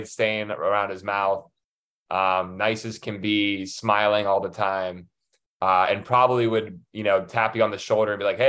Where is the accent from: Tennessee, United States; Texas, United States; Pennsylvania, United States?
Pennsylvania, United States; Pittsburgh; born or raised there; also born or lived in Chicago, Illinois